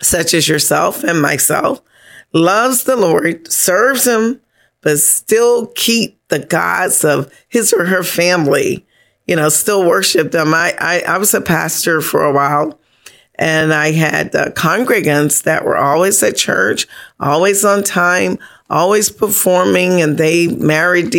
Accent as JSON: {"language": "English", "country": "Bahamas", "said": "I come from Bahamas"}